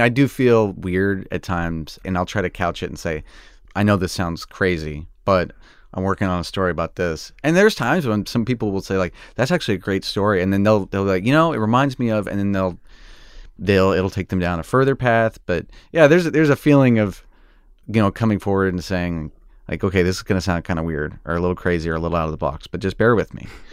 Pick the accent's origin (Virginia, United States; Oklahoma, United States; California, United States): Oklahoma, United States; moved away; I wanted to be a tornado chaser growing up in Oklahoma